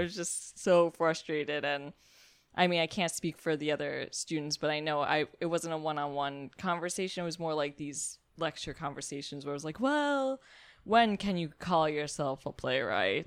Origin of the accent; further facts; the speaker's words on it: New York City, New York, United States; I'm from Brooklyn